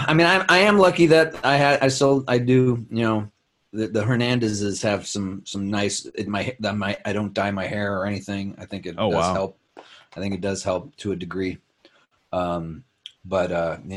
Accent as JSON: {"language": "English", "town": "Chicago", "region": "Illinois", "country": "United States", "tie": "born or raised there", "also_born_or_lived": "South Bend, Indiana", "said": "I grew up back to Chicago when I was 9. I was born in Chicago till I was 4. And then we lived in South Bend, Indiana for 5 years"}